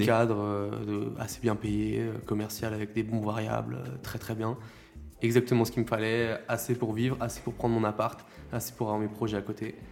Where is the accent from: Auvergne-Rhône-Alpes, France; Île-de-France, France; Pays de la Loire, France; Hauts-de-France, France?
Pays de la Loire, France; La Roche-sur-Yon; je viens de La Roche-sur-Yon